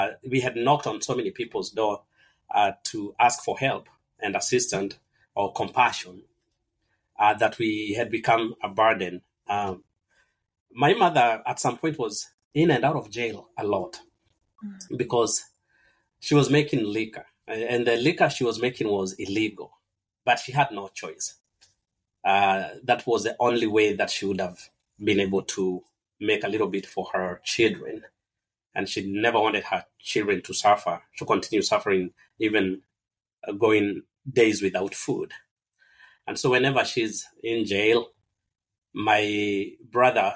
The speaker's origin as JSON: {"language": "English", "country": "Kenya", "tie": "born or raised there", "moved": "yes", "said": "I was born and raised in Kenya"}